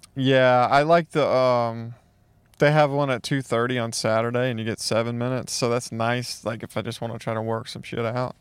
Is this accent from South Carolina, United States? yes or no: no; Mississippi, United States; I grew up in Mississippi